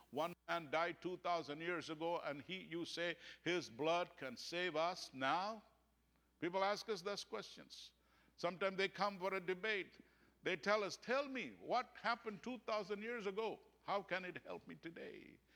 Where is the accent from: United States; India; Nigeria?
India; I can say it as an Indian